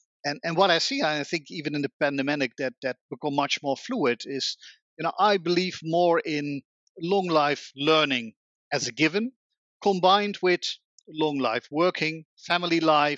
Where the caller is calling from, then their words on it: The Hague, South Holland, Netherlands; I'm calling today from The Hague, in the Netherlands, where I still work from home as the majority of the people in Holland